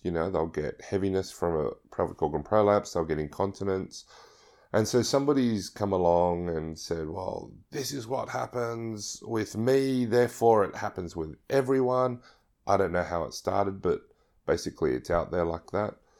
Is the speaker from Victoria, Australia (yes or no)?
no; Sydney, New South Wales, Australia; I'm from Sydney, Australia